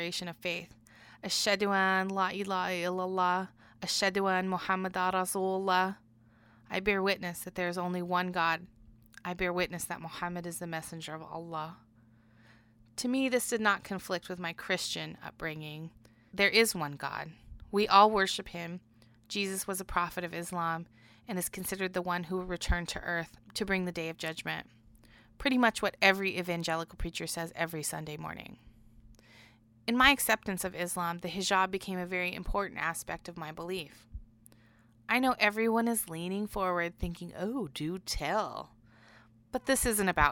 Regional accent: Bloomington, Indiana, United States; At Bloomington Hospital.

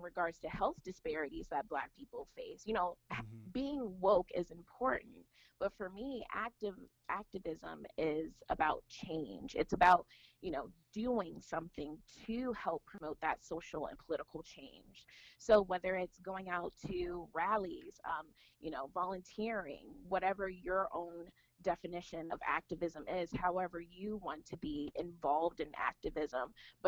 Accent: United States; moved away as an adult; now in Dayton, United States; I was raised in the Washington, D.C. area

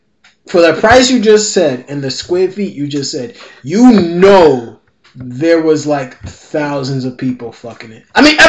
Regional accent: Brooklyn, New York, United States; Nah, we don't steal. I'm from Brooklyn.

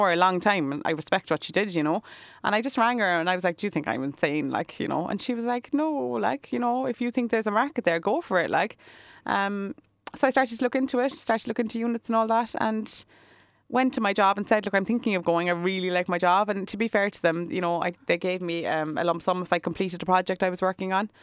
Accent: Cork, Munster, Ireland; I was born over in the South Infirmary Hospital. I, yeah, I've lived in Cork City all my life practically

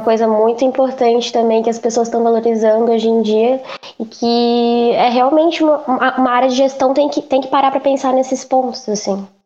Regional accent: interior of São Paulo, Brazil; moved away as an adult; now in Florianópolis, Brazil; eu sou do interior de São Paulo. É, eu vim para Floripa em 2015 fazer psicologia na Federal

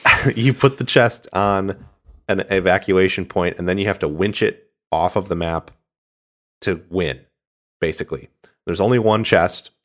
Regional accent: Michigan, United States; I'm from Michigan, so I've spent a lot of time in Ohio

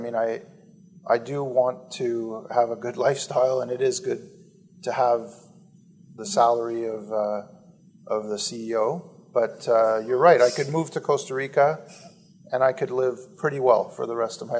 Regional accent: Canada; I'm 49. I grew up in Canada, one of the richest countries in the world.

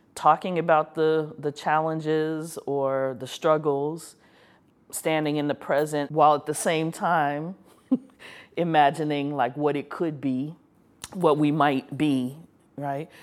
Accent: Chicago, Illinois, United States; I'm from Chicago. I love the city, love the city so much, even when it makes me angry

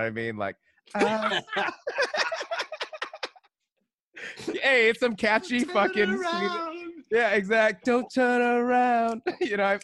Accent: California, United States; I'm from California

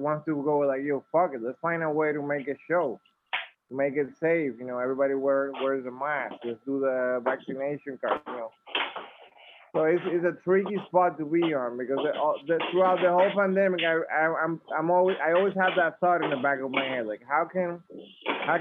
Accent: Dominican Republic; moved away; growing up in the Dominican Republic, a lot of these bands we grew up listening

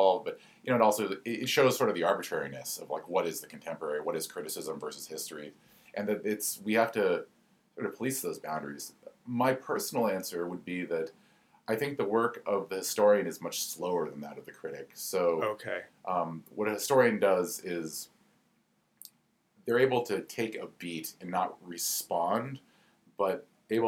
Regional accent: the West, United States; I grew up in the West, where I had an abundance of this kind of sublime desert

